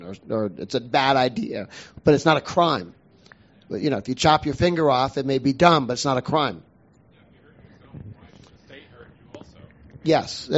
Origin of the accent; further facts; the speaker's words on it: Boston, Massachusetts, United States; I grew up in Boston